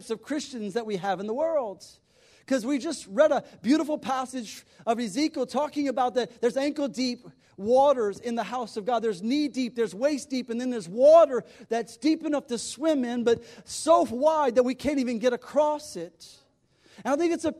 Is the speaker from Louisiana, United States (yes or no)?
yes; South Louisiana, United States; moved away as an adult; also born or lived in Birmingham; I grew up in South Louisiana